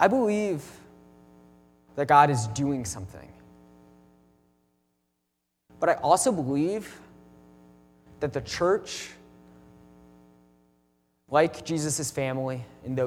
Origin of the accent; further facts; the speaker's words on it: Midwest, United States; I'm from the Midwest